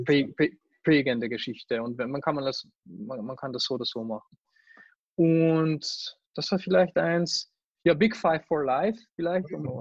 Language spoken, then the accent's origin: German; Hungary; now in Austria; ich mich einfach als Ungar und als Europäer fühle